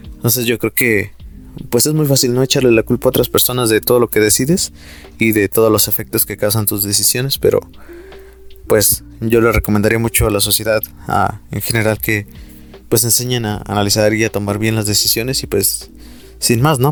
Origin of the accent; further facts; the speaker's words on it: Mexico; como mexicanos